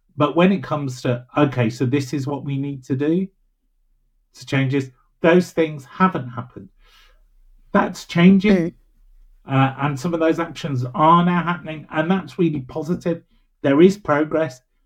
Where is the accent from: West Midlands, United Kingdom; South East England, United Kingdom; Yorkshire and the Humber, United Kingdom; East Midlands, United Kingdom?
West Midlands, United Kingdom; Birmingham; I'm really from Birmingham